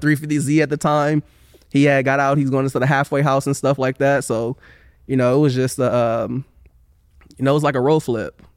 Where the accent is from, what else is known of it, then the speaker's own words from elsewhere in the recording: Oakland, California, United States; moved away as an adult; now in Sacramento, United States; I grew up in West Oakland